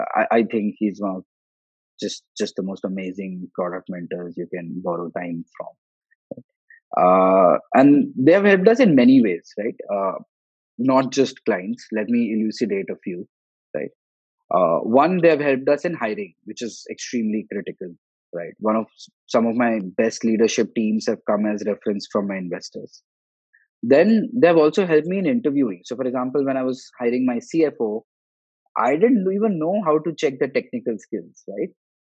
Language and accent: English; Goa, India; My co-founder is from Kharagpur. I'm from Goa.